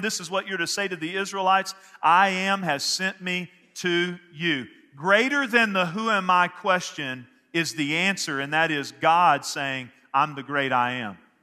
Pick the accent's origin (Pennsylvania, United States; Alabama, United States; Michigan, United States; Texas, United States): Texas, United States; Northeast; where I grew up in Northeast Texas